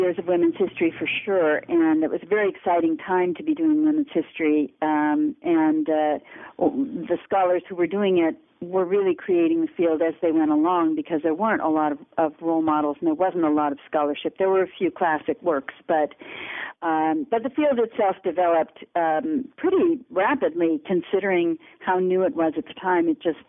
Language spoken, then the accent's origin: English; Los Angeles, California, United States; moved away as an adult; I was born and raised in Los Angeles, and went to school there through the public school system and the University of California system